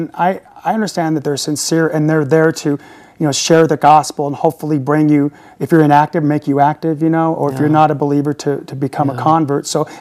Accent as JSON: {"language": "English", "region": "Southern California", "country": "United States", "moved": "yes", "lives_now": "Utah, United States", "said": "I'm from Southern California, and I've been transported to I call the Medina of Mormonism."}